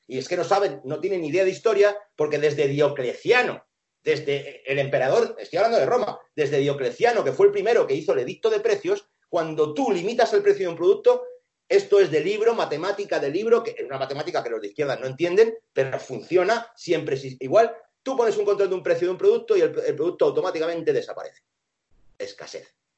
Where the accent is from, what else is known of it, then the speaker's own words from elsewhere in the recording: Asturias, Spain; also born or lived in Venezuela; yo soy asturiano, he, vivido entre animales